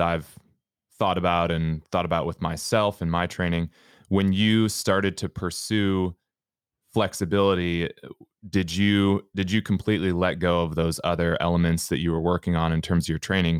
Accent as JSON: {"language": "English", "region": "Minnesota", "country": "United States", "said": "I'm from Minnesota"}